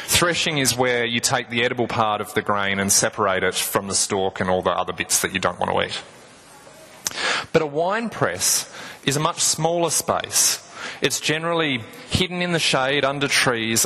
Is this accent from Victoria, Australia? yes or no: no; Tasmania, Australia; I'm from Tasmania